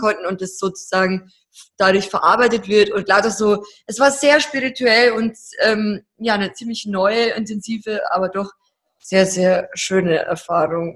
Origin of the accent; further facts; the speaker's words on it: Deggendorf, Bavaria, Germany; wir kommen ja aus Deckendorf, aus Niederbayern